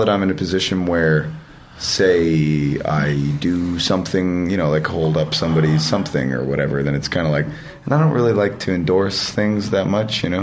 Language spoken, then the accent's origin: English; Edmonton, Alberta, Canada; nobody came to my hometown